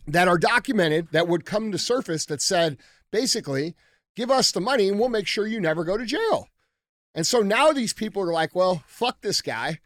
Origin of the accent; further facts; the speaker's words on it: United States; we as American citizens